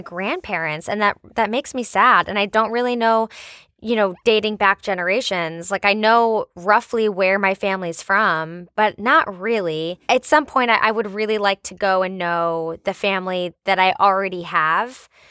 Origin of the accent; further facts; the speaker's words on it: United States; I'm American